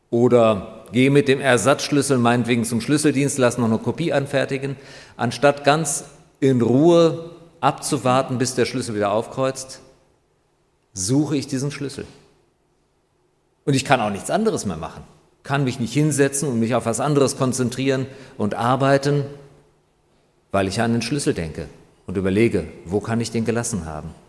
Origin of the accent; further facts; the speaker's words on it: North Rhine-Westphalia, Germany; now in Griesheim, Germany; Also liebe Leute, ich komme aus dem Ruhrgebiet, ich weiß, wovon ich rede. Und hier in Griesheim geht es wirklich deutlich besser.